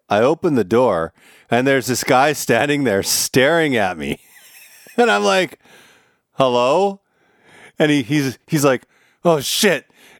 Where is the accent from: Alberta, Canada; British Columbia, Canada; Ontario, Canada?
Alberta, Canada; Drayton Valley; also born or lived in Vancouver; now in Washington, D.C. area, United States; I grew up in Drayton Valley.